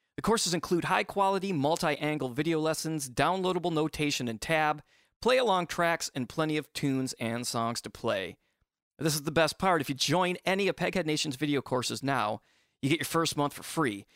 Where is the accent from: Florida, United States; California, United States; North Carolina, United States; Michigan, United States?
Michigan, United States; I grew up in Michigan